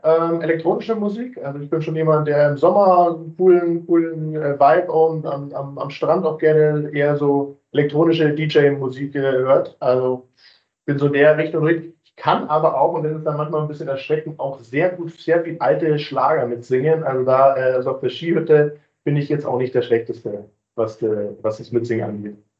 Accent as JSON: {"language": "German", "town": "Munich", "region": "Bavaria", "country": "Germany", "tie": "born or raised there", "said": "Ich bin tatsächlich gebürtiger Münchner"}